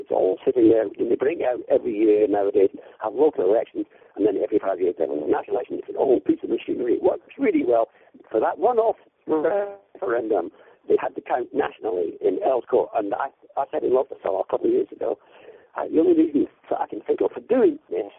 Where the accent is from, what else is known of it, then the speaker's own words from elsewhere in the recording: Edinburgh, Scotland, United Kingdom; I mean, when I was growing up in Edinburgh in the 60s, the SNP were a joke.